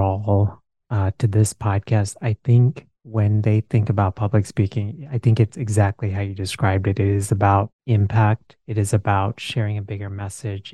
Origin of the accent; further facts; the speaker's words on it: India; moved away; I grew up in India